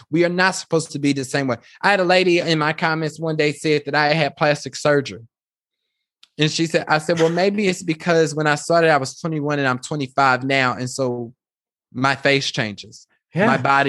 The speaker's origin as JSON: {"language": "English", "region": "Kansas", "country": "United States", "tie": "born or raised there", "said": "when I think about growing up in Kansas, I think that's why people stay in Kansas, is because it's very comfortable."}